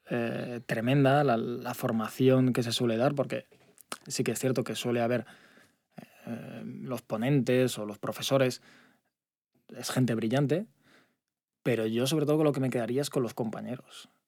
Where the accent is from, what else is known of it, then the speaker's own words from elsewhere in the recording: Zaragoza, Aragon, Spain; born there; seguir abriendo en Madrid, Barcelona, Zaragoza, que es donde, donde yo nací, que también, bueno, eh, por mi parte personal me hace mucha